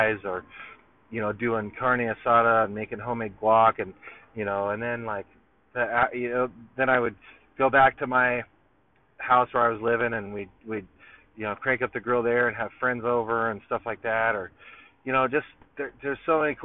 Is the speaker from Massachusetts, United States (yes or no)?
no; Long Beach, California, United States; also born or lived in Belmont Shore, California; I came to Long Beach like right before like this like the after third grade